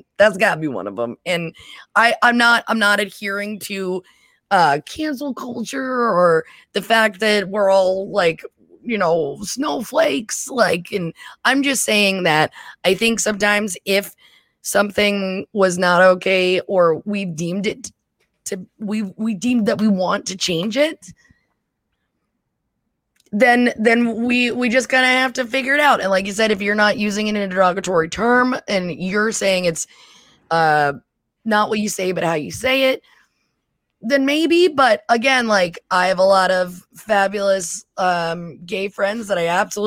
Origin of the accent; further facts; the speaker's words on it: Pennsylvania, United States; I grew up in Pennsylvania